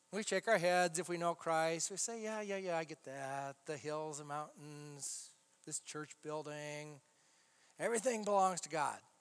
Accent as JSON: {"language": "English", "country": "United States", "said": "we as Americans"}